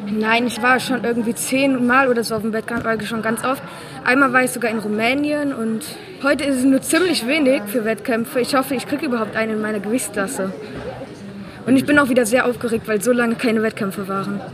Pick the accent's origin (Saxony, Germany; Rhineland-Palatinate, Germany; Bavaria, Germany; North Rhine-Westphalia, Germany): North Rhine-Westphalia, Germany; Niederkassel; ich komme jetzt aus Niederkassel in der Nähe von Bonn